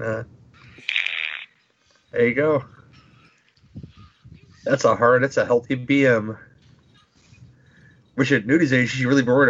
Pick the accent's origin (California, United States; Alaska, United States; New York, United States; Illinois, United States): Illinois, United States; Chicago; I'm from Chicago.